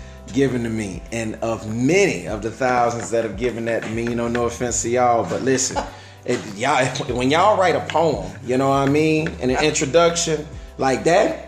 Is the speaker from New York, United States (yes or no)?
no; Fort Lauderdale, Florida, United States; I was born and raised down here in South Florida, in Fort Lauderdale, Florida